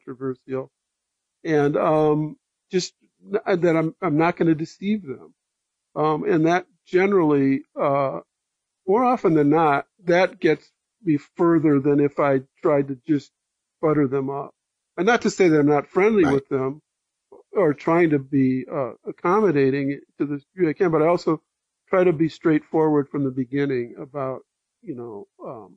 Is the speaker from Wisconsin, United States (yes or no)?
yes; Wisconsin, United States; I grew up in Wisconsin with the Milwaukee Braves